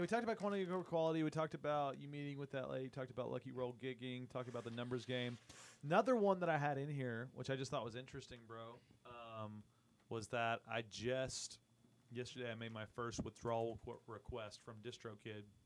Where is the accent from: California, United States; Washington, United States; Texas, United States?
Texas, United States; Austin; we're from Austin